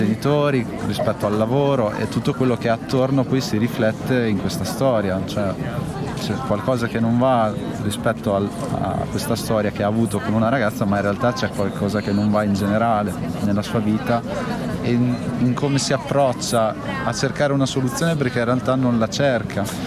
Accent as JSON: {"language": "Italian", "town": "Santarcangelo di Romagna", "region": "Emilia-Romagna", "country": "Italy", "tie": "born or raised there", "said": "Sant'Arcangelo di Romagna, che in realtà è il mio paese dove sono cresciuto"}